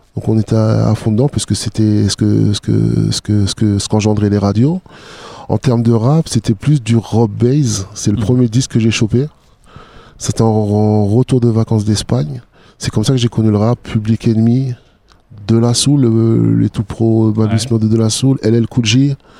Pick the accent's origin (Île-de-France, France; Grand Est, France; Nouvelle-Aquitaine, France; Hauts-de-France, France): Grand Est, France; Strasbourg; j'ai toujours vécu dans le mélange parce que j'ai grandi sur Haute-Pierre jusqu'à l'âge de 12-13 ans.